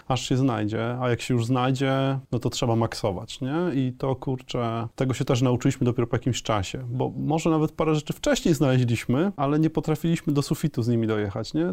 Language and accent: Polish; a small village near Leszno, Greater Poland, Poland; My pochodzimy z małej wsi e, e, pod Lesznem